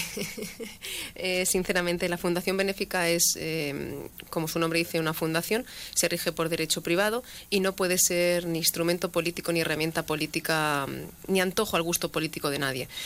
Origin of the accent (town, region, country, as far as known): La Solana, Castilla-La Mancha, Spain